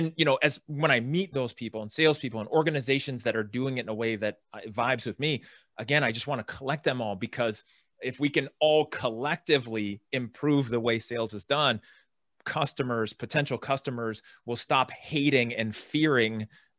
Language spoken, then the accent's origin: English; California, United States; I live in California. I grew up in San Francisco Bay Area, Silicon Valley.